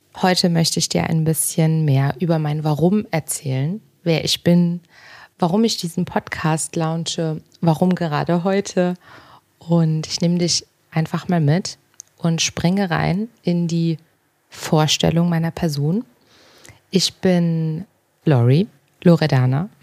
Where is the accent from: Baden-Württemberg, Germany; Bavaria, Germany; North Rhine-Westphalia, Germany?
North Rhine-Westphalia, Germany; Cologne; Ich bin jetzt gerade in Berlin. Ähm, ich komme ursprünglich aus Köln